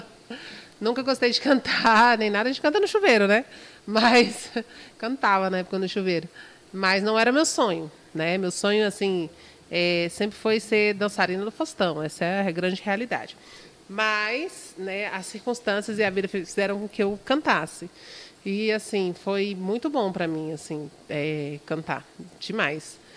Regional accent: Brasília, Federal District, Brazil; Então, gente, é, tem nove anos que eu canto, sou de Brasília, né? Nunca morei fora ainda

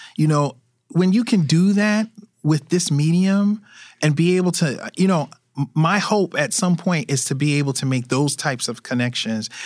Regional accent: New York City, New York, United States; I grew up in Brooklyn.

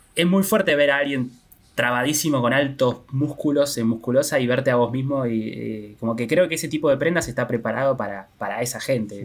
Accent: Argentina; nosotros todos somos argentinos

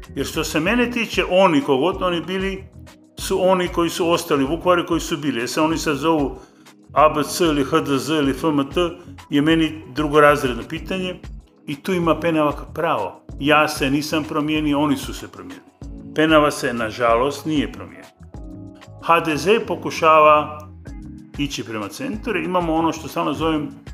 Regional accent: Zagreb, City of Zagreb, Croatia; accent: urban Kajkavian; kao urbano kajkavca iz Zagreba

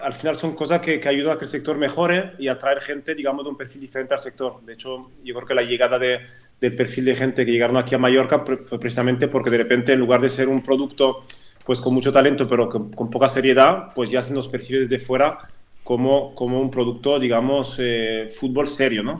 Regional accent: French-speaking Switzerland, Romandy, Switzerland; first language French; Spanish is a second language; moved away as an adult; also born or lived in Madrid, Spain; now in Spain; yo crecí en la parte, digamos, francófona de Suiza, de ahí mi, acento

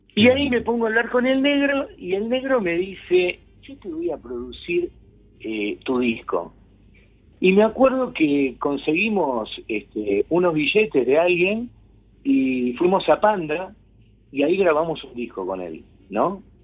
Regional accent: Buenos Aires, Argentina; en la zona de Flores Floresta

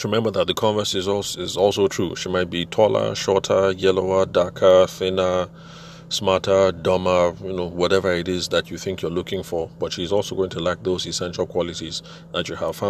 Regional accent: Shangev, Benue, Nigeria; I'm from Shangiv

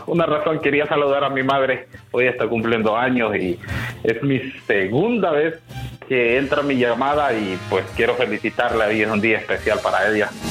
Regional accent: near Celaya, Guanajuato, Mexico; Yo soy de Guanajuato

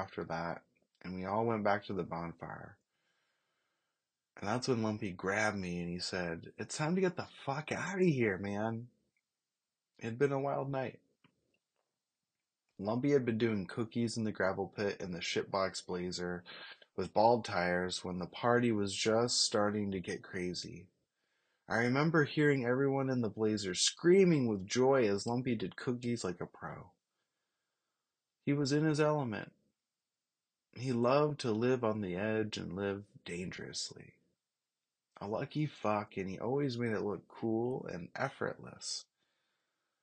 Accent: Molalla, Oregon, United States; a sports fucking legend from Malala, Oregon.

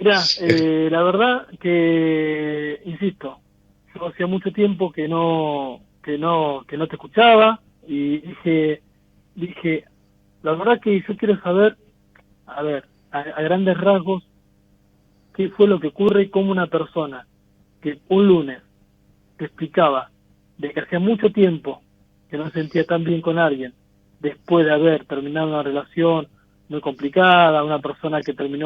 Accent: Coronel Suárez, Buenos Aires Province, Argentina; De Coronel Suárez, sur de la provincia de Buenos Aires

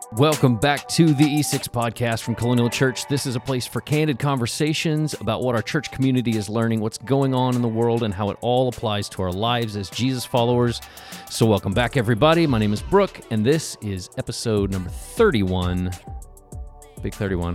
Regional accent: Oklahoma City, Oklahoma, United States; I grew up in Oklahoma City

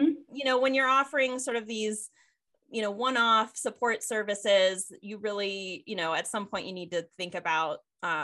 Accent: Michigan's Upper Peninsula, United States; I grew up in Michigan's Upper Peninsula, which is one of the U.S. most pristine regions.

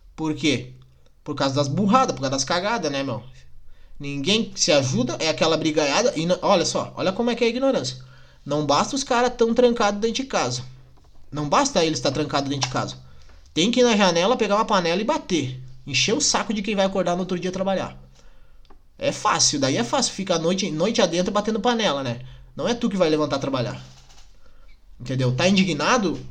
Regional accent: Nova Petrópolis, Rio Grande do Sul, Brazil; eu sou de Nova Petrópolis

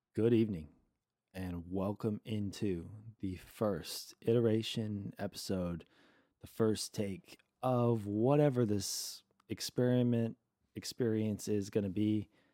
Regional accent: San Antonio, Texas, United States; growing up in San Antonio

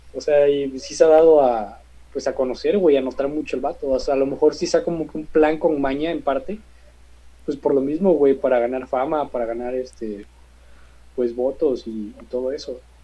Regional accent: Mexico; also born or lived in Xalapa; no tanto como estudiantes de derecho, sino también pues como mexicanos

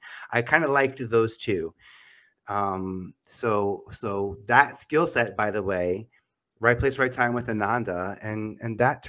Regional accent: New York City, New York, United States; I'm from Staten Island. I went to school – I went to college at the North Shore of Staten Island

